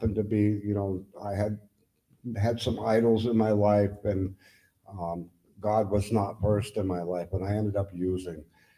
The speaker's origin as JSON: {"language": "English", "town": "Lindenville", "region": "Vermont", "country": "United States", "said": "I'm from Lindenville, Vermont. I'm 60 years old, almost 61"}